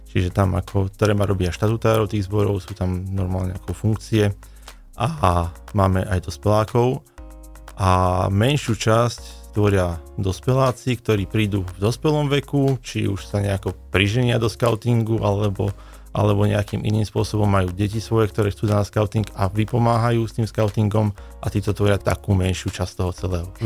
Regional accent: Nitra, Nitra Region, Slovakia; now in Banská Bystrica, Slovakia; ja som pôvodne prišiel z Nitry a tam som skautoval 20 rokov, takže kamarátime sa kade tade.

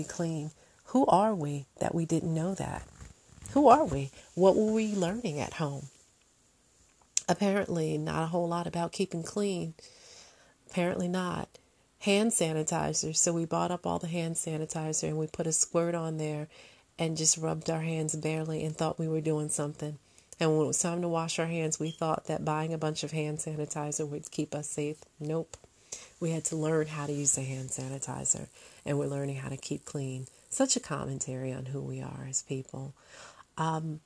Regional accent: United States; As an American

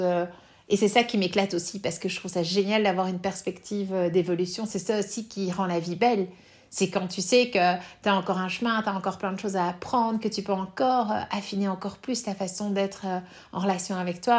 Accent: Belgium; quand on est belge

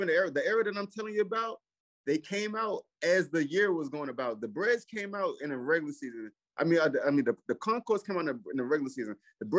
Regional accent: New York City, New York, United States; I grew up around Fabulous in Brooklyn.

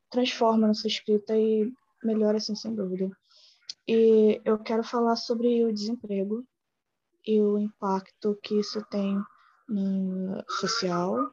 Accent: Baixada Fluminense, Rio de Janeiro, Brazil; eu tenho 22 anos, hum. sou da Baixada Fluminense

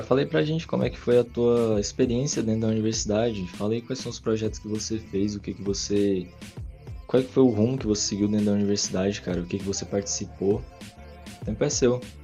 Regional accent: Goiás, Brazil; moved away as an adult; now in Campo Grande, Brazil; Eu sou goiano

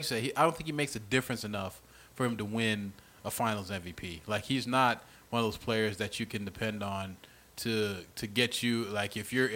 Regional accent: Graceville, Florida, United States; born or raised there; moved away

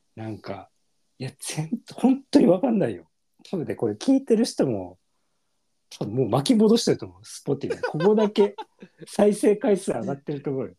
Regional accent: Yokohama, Kanagawa, Japan; 神奈川そうそう神奈川県横浜市なんだけど

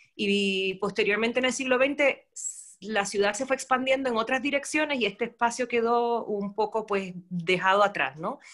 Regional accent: Puerto Rico; also born or lived in Germany; now in Santiago, Chile; soy puertorriqueña, vivo en Chile, en Santiago de Chile, hace ya casi ocho años. Antes de eso estuve viviendo en Alemania nueve años, así que llevo 17 años fuera de mi islita de Puerto Rico

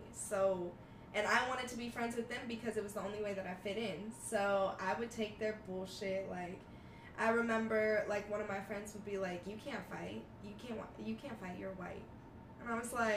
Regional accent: Monroe, Louisiana, United States; now in Las Vegas, United States; So I was born here in Vegas, and when I was 3, I moved to Louisiana. So Monroe, Louisiana

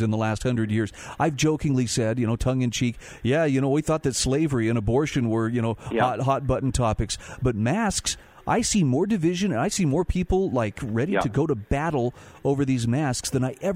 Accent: Utah, United States; here in my home state of Utah

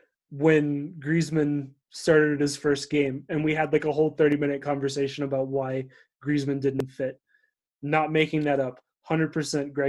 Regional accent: United States; I'm American

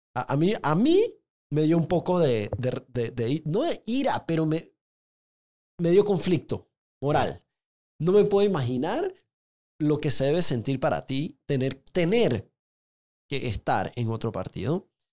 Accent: Panama; como, como panameño

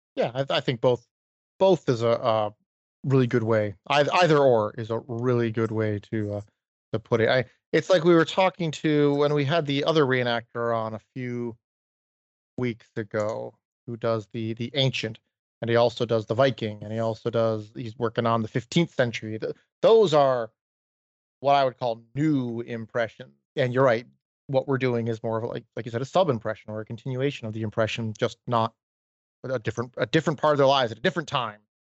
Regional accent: Maine, United States; growing up in Maine

